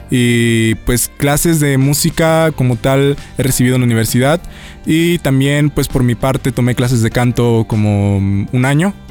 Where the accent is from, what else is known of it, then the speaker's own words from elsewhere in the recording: Xalapa, Veracruz, Mexico; nací, crecí en Jalapa, Veracruz toda mi vida, mi familia es jalapeña.